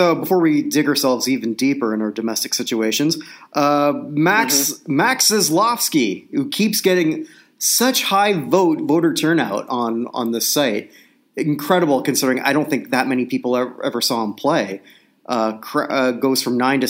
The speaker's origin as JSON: {"language": "English", "region": "Ontario", "country": "Canada", "said": "I'm in Ontario. I'm from Ontario"}